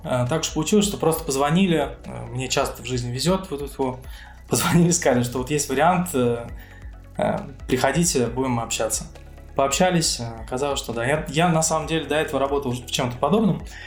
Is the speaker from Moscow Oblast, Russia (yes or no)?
yes; Moscow Oblast, Russia; moved away as an adult; now in Cyprus; я родился в Подмосковье